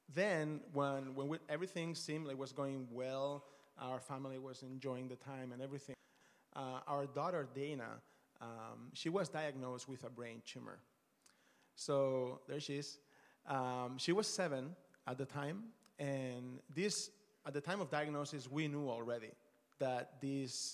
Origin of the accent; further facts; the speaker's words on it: Barcelona, Catalonia, Spain; moved away as an adult; also born or lived in Australia / Dallas, United States; we're originally from Barcelona. My wife and I met there my last year of med school